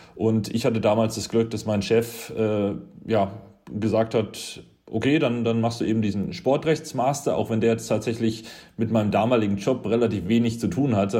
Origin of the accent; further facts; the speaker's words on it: Upper Franconia, near Kronach, Bavaria, Germany; ich komme aus, komme aus Oberfranken, aus äh, der Nähe von Kronach